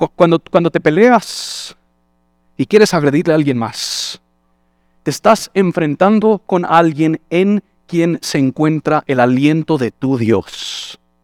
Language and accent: Spanish; United States; Spanish is a second language; moved away as an adult; now in Guatemala; como buen gringo